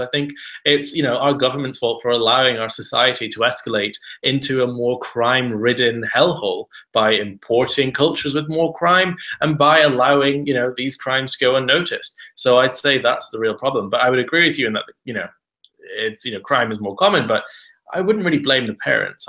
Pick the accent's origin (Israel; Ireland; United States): Ireland; I grew up in Southern Ireland, a very rural area where kids were only going out in the street